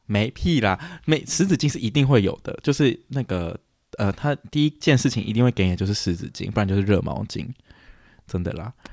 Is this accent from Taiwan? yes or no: yes; Taiwan; moved away as an adult; also born or lived in United States; 我们就是台湾的家有装之后